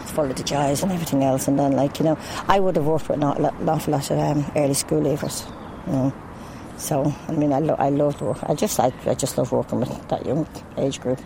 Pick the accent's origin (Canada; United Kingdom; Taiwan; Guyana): Taiwan; English is a second language; moved away as an adult; now in Ireland; I'm originally from Taiwan.